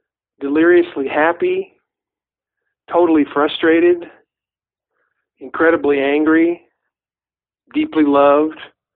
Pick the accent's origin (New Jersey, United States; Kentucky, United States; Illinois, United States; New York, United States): Kentucky, United States; uh, Mud between your toes, creeks, hills, grass, that slow southern drawl, and I'm just going to say it, moonshine.